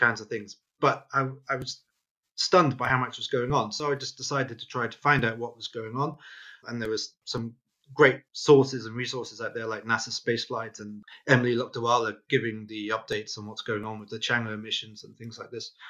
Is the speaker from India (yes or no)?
no; Wales, United Kingdom; growing up in Wales